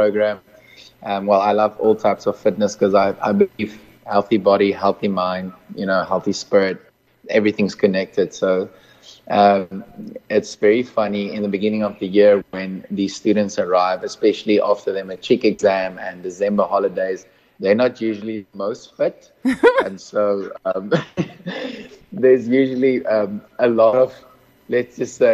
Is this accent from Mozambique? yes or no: yes; Mozambique; also born or lived in Malawi; now in near Cape Town, South Africa; I grew up in Mozambique, was born in Malawi, and currently residing in Midwest near Cape Town.